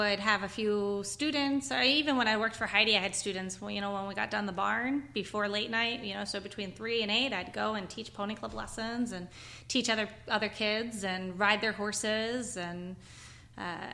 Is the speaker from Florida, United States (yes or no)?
no; Unionville, Pennsylvania, United States; this is my hometown. This is where I've been riding here in a 10-mile radius ever since I was five